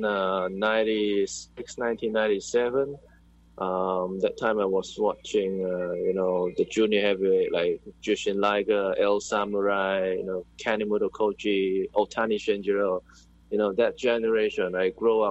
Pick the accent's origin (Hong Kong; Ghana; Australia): Hong Kong; moved away as an adult; now in Macau; I'm from Hong Kong, but I'm based in Macau.